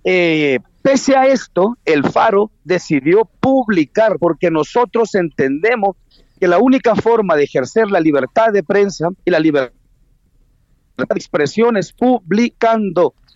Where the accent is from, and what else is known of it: El Salvador